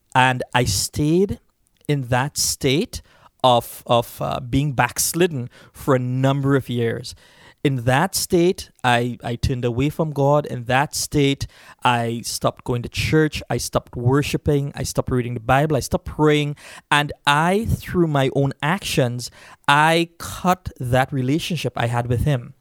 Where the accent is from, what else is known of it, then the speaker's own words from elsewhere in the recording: Trinidad & Tobago; moved away; Uh, I grew up in Trinidad, and I grew up in a Hindu background.